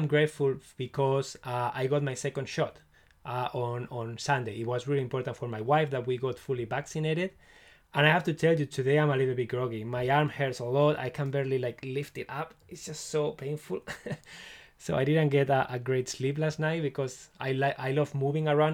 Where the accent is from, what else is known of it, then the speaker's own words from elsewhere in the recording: Barcelona, Catalonia, Spain; now in Scotland, United Kingdom; I'm from Spain, from Barcelona